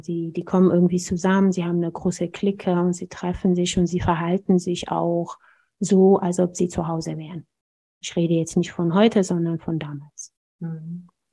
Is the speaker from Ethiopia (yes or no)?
yes; Ethiopia; German is a second language; moved away as an adult; also born or lived in Braunschweig, Germany; now in Germany; meiner Kindheit in Äthiopien